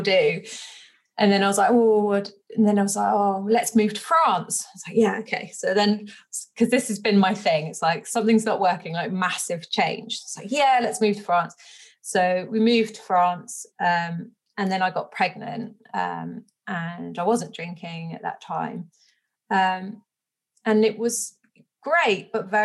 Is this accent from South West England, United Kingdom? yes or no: yes; West Country, South West England, United Kingdom; I grew up in the West Country